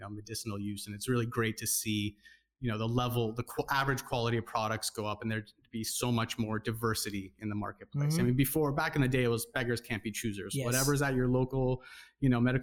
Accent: Southern California, United States; also born or lived in Orange County / Los Angeles / Bay Area; I grew up in Southern California, kind of bounced back between Orange County and LA most of my life.

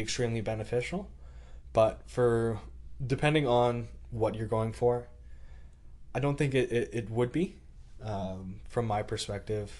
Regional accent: Canada; being Canadian

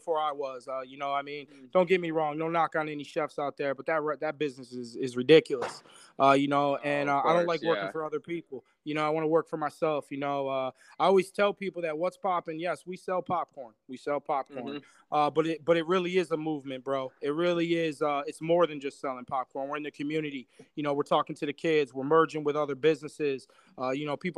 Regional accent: Buffalo, New York, United States; I'm from Buffalo. I love Buffalo.

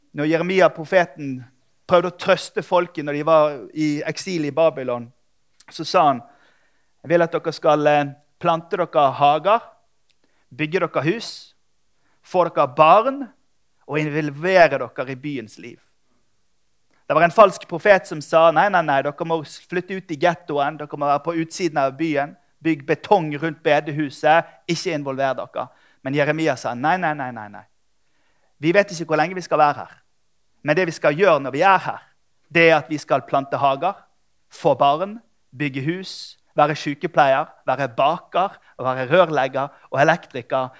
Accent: Bergen, Vestland, Norway; jeg er fra Bergen.

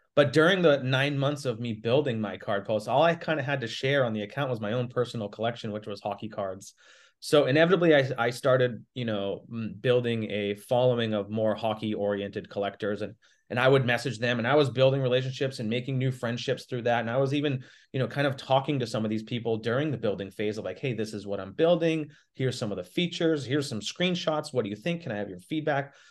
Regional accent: Boston, Massachusetts, United States; moved away; I'm from Boston originally

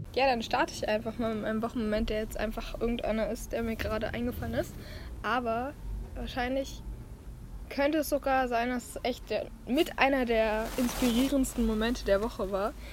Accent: Germany; born or raised there; moved away

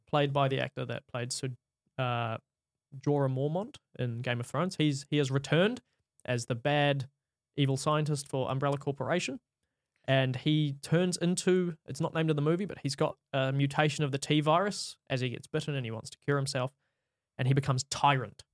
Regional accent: New Zealand; I'm from New Zealand

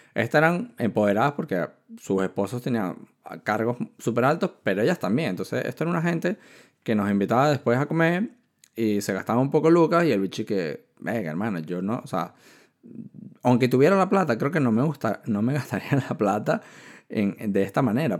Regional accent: Venezuela; moved away as an adult; also born or lived in China / Barcelona, Spain; soy de Venezuela, estoy estudiando ingeniería

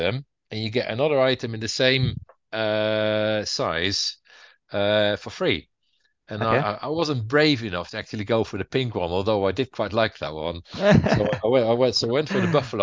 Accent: Utrecht, Netherlands; moved away as an adult; now in Southsea, United Kingdom; Utrecht, my hometown in the Netherlands

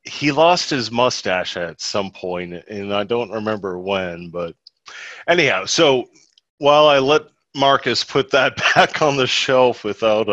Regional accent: Ireland; as an Irishman

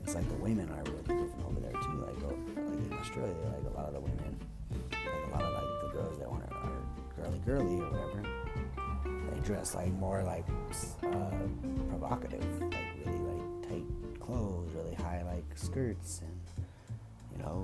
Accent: United States; I identify as American because I don't know anything other than that.

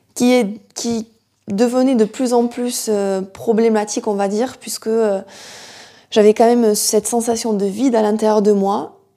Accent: near Toulouse, Occitania, France; je suis originaire du sud de la France, du sud-ouest euh, de Hoche, à côté de Toulouse

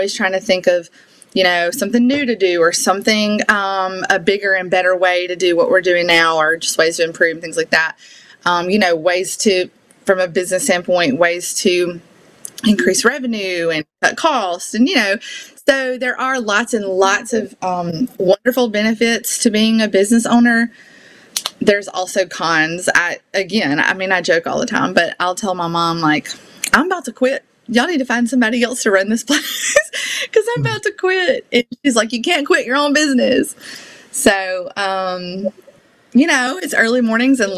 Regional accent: Ellisville, Mississippi, United States; accent: Southern; I'm from Ellisville, Mississippi

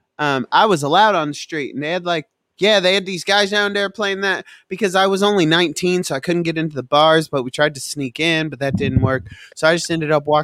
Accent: Artesia, New Mexico, United States; moved away; I went to high school in Artesia, New Mexico.

